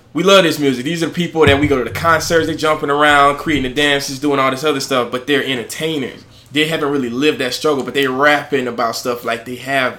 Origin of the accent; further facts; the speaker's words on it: United States; Growing up in the United States, like, in …, ….